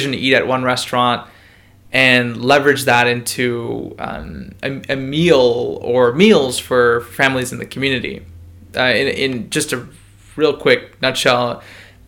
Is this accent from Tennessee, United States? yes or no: no; Buffalo, New York, United States; I was born in Buffalo